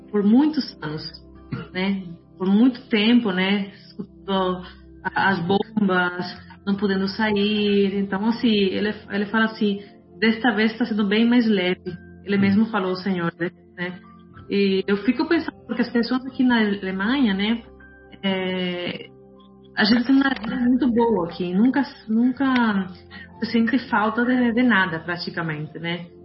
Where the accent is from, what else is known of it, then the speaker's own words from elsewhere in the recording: Colombia; also born or lived in Brazil; now in Germany; Eu morei cinco anos no Brasil, eu sou mesma colombiana, eu sei como que se vive na América Latina